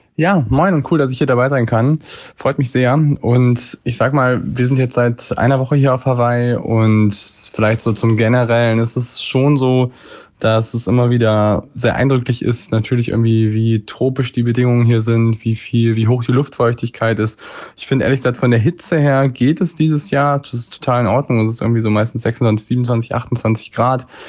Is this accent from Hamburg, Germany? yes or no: yes; Hamburg, Germany; in meiner Heimatstadt in Hamburg